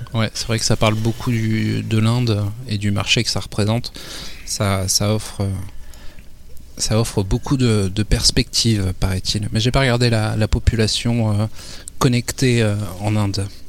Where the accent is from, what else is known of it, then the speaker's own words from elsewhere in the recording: France; chez nous, en France